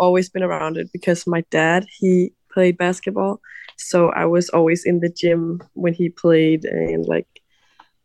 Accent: a little city outside of Copenhagen, Capital Region of Denmark, Denmark; moved away as an adult; now in United States; I am from Denmark, a little city outside of Copenhagen

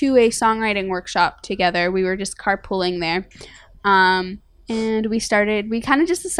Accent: Toronto, Ontario, Canada; We're both from Toronto.

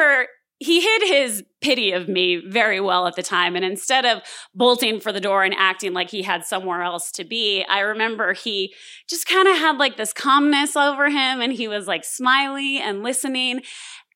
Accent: San Diego, California, United States; also born or lived in Los Angeles, United States / Denver, United States; I had just moved back to my hometown of San Diego

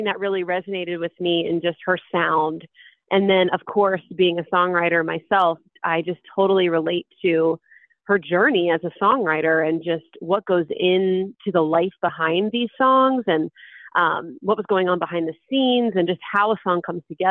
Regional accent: Jupiter, Florida, United States; moved away as an adult; now in New York City, United States; in my hometown, basically, a stone's throw from my parents

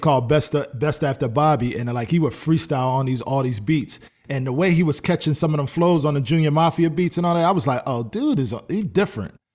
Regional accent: Philadelphia, Pennsylvania, United States; now in Atlanta, United States; I'm definitely from Philly

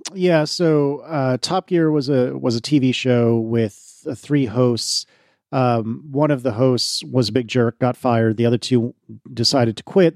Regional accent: United States; I'm American, not British

